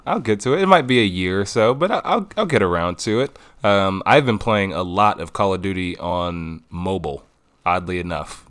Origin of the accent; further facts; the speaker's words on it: Detroit, Michigan, United States; born and raised in Detroit